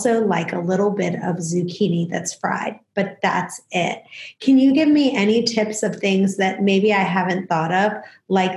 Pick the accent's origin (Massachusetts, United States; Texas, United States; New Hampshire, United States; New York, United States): New York, United States; I'm originally from New York